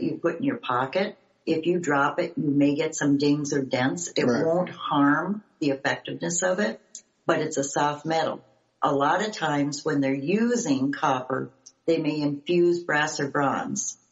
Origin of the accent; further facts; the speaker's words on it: Duluth, Minnesota, United States; me growing up in Duluth, Minnesota, where we had all of the shipping because we were the hub on Lake Superior.